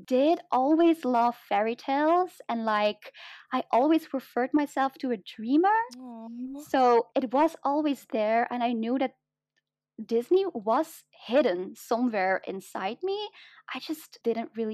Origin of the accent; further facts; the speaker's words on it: Flanders, Belgium; accent: mix of British and American English; first language Dutch; English is a second language; It's like the Flemish side, so I speak Flemish